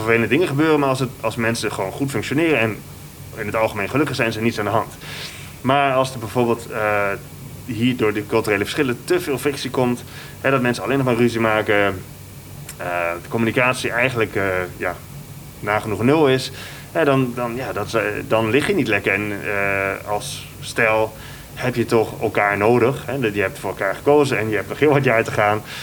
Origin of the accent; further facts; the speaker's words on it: Netherlands; now in Indonesia; als Nederlander